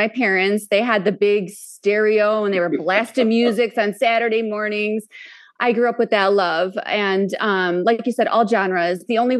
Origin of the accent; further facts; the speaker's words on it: Chicago, Illinois, United States; moved away as an adult; also born or lived in Las Vegas; I'm from Chicago. Chi-town, that's right. I was born, my first home was in the north side, and then I lived in the suburbs for a while after that.